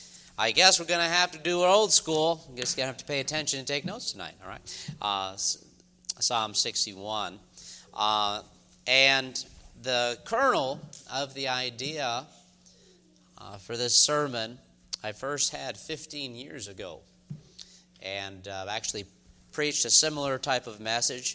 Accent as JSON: {"language": "English", "region": "New York", "country": "United States", "moved": "yes", "lives_now": "the South, United States", "said": "I'm from New York originally"}